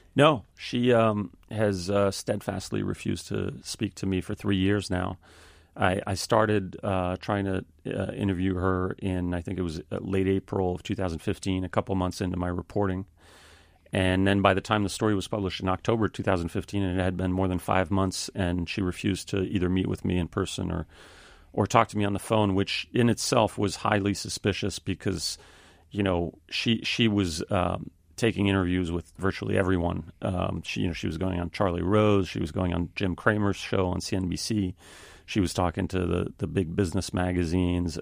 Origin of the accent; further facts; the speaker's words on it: Paris, Île-de-France, France; moved away as an adult; I grew up in Paris, France. My father is French, my mother is American